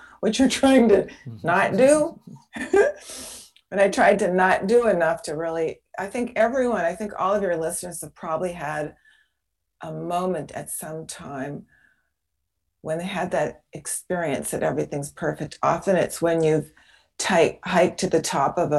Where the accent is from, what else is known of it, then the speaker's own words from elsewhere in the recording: Seattle, Washington, United States; moved away as an adult; I was a neighbor of yours. I was in Seattle